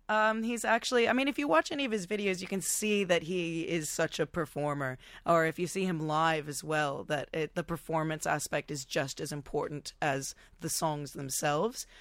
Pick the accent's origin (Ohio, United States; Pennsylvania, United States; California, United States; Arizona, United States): California, United States; Topanga; also born or lived in Los Angeles; now in Australia; from the same really tiny hometown called Topanga Canyon